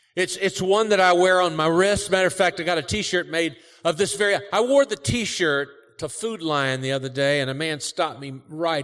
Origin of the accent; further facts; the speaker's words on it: Cincinnati, Ohio, United States; moved away; also born or lived in Kentucky; I grew up in Cincinnati. Our family's all from Kentucky